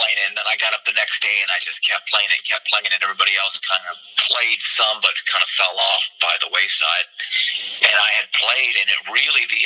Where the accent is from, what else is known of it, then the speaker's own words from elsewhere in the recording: Tucson, Arizona, United States; moved away as an adult; also born or lived in California; I'm from Tucson, but I had moved to California in 1993.